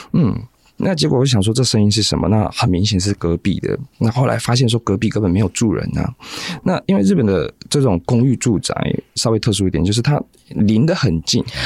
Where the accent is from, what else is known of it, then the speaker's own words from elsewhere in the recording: Taiwan; 我们台湾人